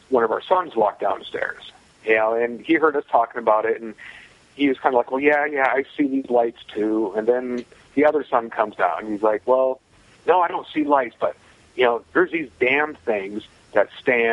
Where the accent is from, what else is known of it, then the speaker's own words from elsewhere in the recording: Northern Michigan, United States; moved away; also born or lived in Nashville; growing up in Northern Michigan